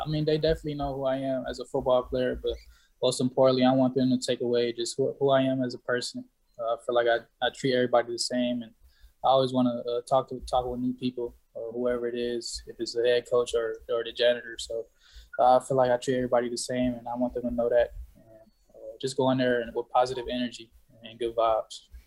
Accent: San Diego, California, United States; from San Diego

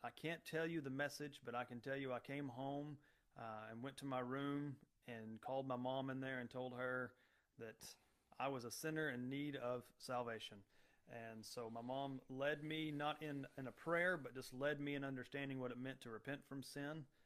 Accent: Mansfield, United States; I grew up in Mansfield, graduated from there

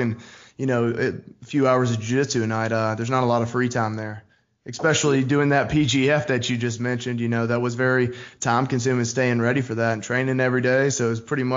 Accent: Trussville, Alabama, United States; I'm from Trussville, Alabama.

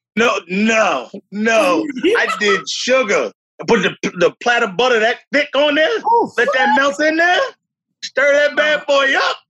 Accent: New York City, New York, United States; moved away as an adult; now in South Brunswick, United States; I grew up in the South Bronx

